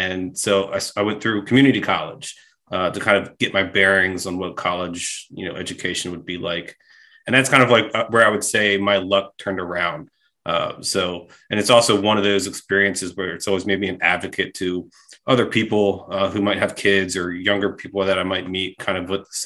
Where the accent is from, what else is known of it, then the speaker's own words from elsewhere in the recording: Maryland, United States; I'm a Maryland guy.